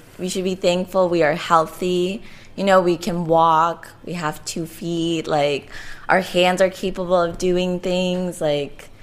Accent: Colombia; I'm from Colombia

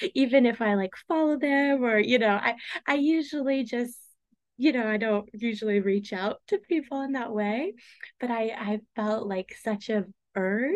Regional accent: Tulsa, Oklahoma, United States; I'm from Tulsa, Oklahoma

